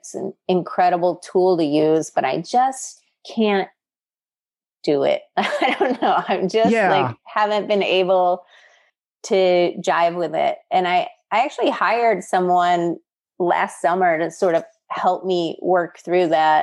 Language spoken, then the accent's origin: English; Midwest, United States; born or raised there